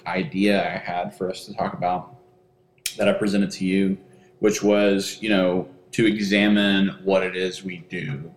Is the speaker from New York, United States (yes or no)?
no; Texas, United States; I am from Texas